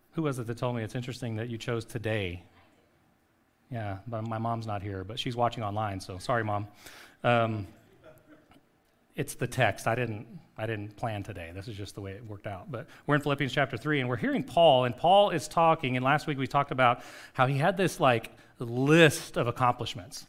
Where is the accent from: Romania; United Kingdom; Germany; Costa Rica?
Costa Rica; moved away; a street that I grew up on in Costa Rica